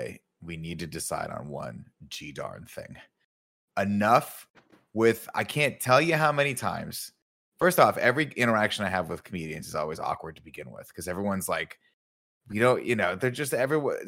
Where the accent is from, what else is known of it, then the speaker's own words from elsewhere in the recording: Southern California, United States; moved away as an adult; now in San Francisco Bay Area, United States; growing up in Southern California